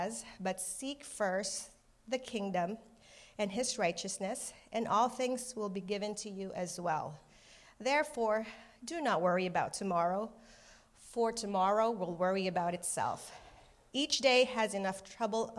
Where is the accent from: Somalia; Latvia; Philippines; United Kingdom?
Philippines; moved away; I was born and raised in the Philippines